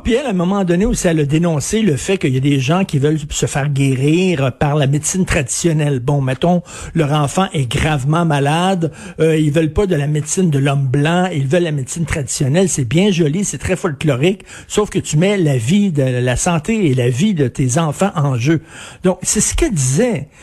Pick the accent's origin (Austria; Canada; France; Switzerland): Canada; Quebec; je suis québécois